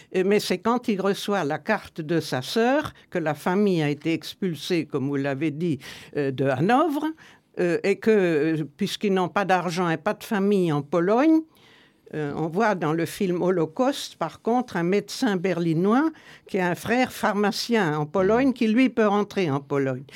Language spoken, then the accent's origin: French; Nuremberg, Bavaria, Germany; je suis né à Nuremberg, une des pires villes d'Allemagne. Et nous habitions en face du plus vieux journal social-démocrate allemand